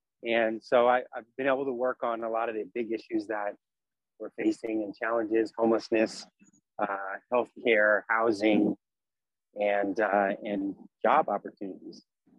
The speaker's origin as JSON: {"language": "English", "area": "Bay Area", "region": "California", "country": "United States", "tie": "born or raised there", "said": "And I'm born and raised in the Bay Area. My family's from San Francisco."}